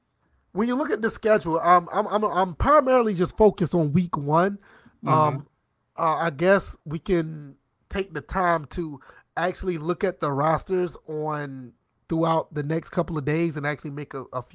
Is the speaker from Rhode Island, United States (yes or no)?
no; Savannah, Georgia, United States; That's interesting, because, see, I'm from Savannah, so we were about 2 hours apart from each other. I went to school in Statesboro, which is pretty much almost halfway